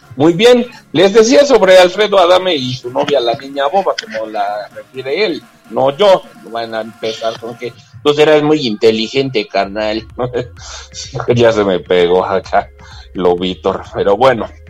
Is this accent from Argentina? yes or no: no; Mexico; como buenos mexicanos